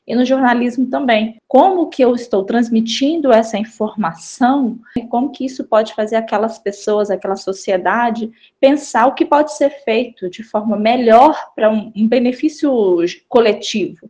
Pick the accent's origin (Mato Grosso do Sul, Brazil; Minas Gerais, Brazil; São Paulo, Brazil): Minas Gerais, Brazil; Belo Horizonte; Eu fui criada em Belo Horizonte, mas eu passei todas as férias né, no interior, na casa dos meus avós, no interior de Minas, em Raul Soares.